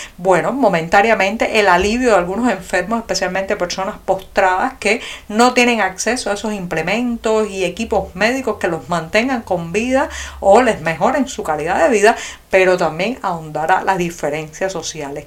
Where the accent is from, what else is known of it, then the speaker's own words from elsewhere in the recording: Cuba; los cubanos